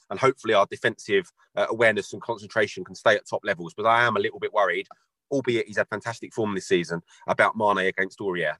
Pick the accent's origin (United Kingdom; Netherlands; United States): United Kingdom; London; I grew up in North London.